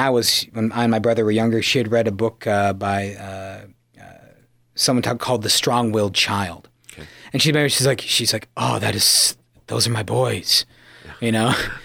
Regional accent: Yankton, South Dakota, United States; From the mother city of the Dakotas, Yankton, my hometown.

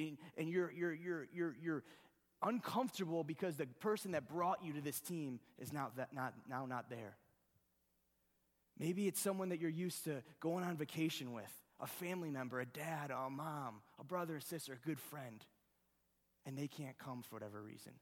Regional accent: Ohio, United States; I'm from Ohio.

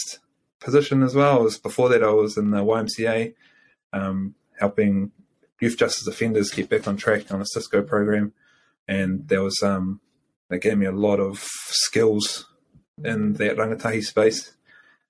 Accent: Waitara, Taranaki, New Zealand; also born or lived in New Plymouth; I come from the great, great Waitara. Born and raised here.

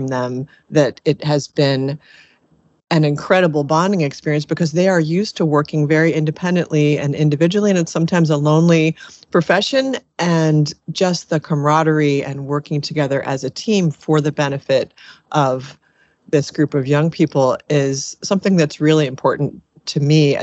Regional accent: Annapolis, Maryland, United States; a small nonprofit here in my hometown of Annapolis, Maryland

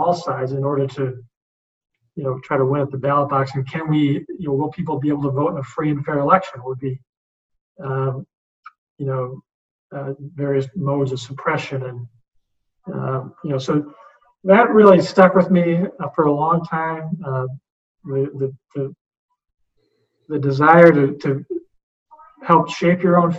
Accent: United States

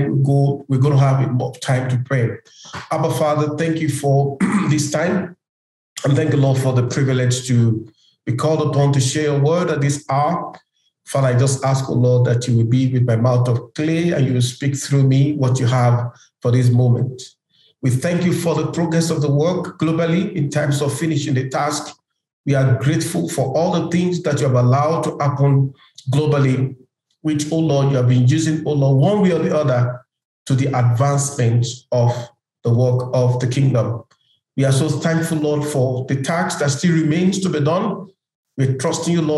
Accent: Nigeria; now in Kenya; I live in Kenya, but I'm a Nigerian

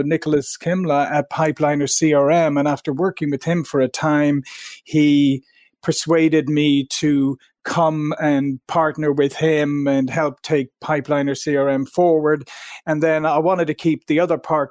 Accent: Ireland; moved away as an adult; also born or lived in Silicon Valley, United States; now in United States; I'm originally from Ireland, and I came to the US 22 years ago to Silicon Valley

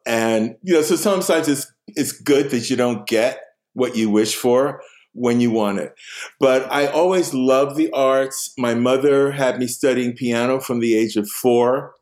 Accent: New York City, New York, United States; moved away as an adult; also born or lived in Queens / Stockbridge; I was born in Harlem

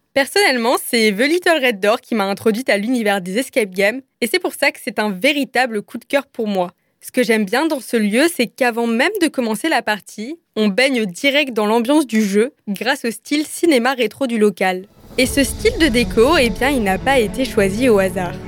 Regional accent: Strasbourg, Grand Est, France; moved away as an adult; also born or lived in Lyon; une petite Strasbourgeoise qui a passé deux ans à Lyon et qui avait bien besoin de retrouver ses racines. Cette petite Strasbourgeoise, c'est moi

